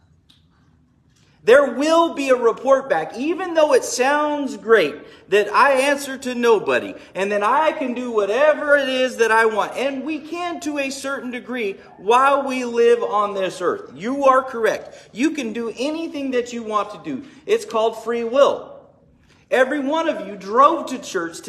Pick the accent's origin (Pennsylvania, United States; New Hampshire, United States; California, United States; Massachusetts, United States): California, United States; Bakersfield; I am from Bakersfield